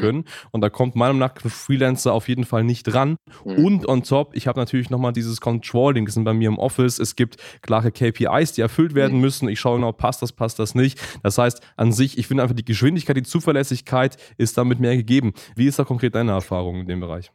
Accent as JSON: {"language": "German", "country": "Germany", "said": "man als Deutsche"}